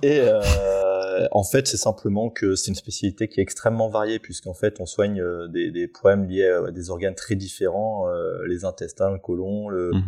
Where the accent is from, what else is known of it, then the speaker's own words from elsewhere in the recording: Auvergne-Rhône-Alpes, France; j'ai grandi en Auvergne, effectivement, au plein cœur de la, France, mhm. depuis tout petit